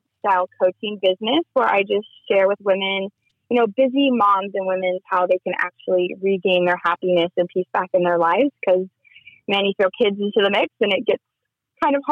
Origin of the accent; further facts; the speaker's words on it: Kansas City, United States; moved away; also born or lived in Las Vegas; I grew up in Kansas City.